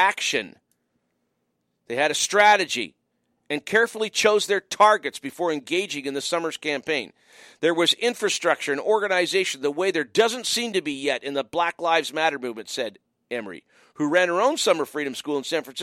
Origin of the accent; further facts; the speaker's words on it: Windsor, Ontario, Canada; moved away; also born or lived in Montreal; growing up in Windsor, passionate Detroit Tigers fan, spent 4 years in Montreal